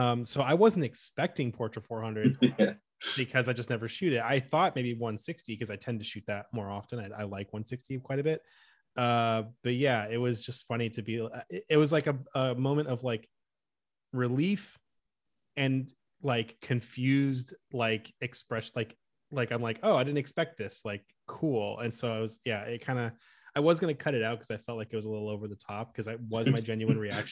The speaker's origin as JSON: {"language": "English", "town": "Oakland", "region": "California", "country": "United States", "tie": "born or raised there", "also_born_or_lived": "Los Angeles, United States", "moved": "as an adult", "lives_now": "Milwaukee, United States", "said": "I'm actually from the Bay Area. So I grew up and I lived near San Francisco in Oakland for most of my life"}